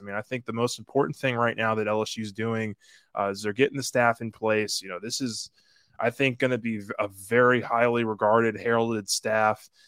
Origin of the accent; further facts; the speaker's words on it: Metairie, Louisiana, United States; Metairie, which is my, my hometown, my neck of the woods.